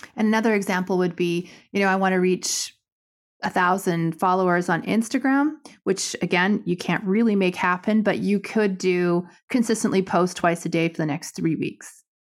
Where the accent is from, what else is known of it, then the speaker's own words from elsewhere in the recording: Canada; I'm Canadian